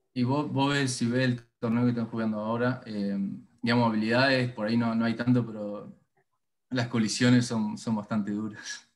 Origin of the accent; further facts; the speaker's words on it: Paraná, Entre Ríos, Argentina; moved away as an adult; also born or lived in Canada / Vancouver, Canada; now in Houston, United States; me crié en el club y fui a la escuela del club también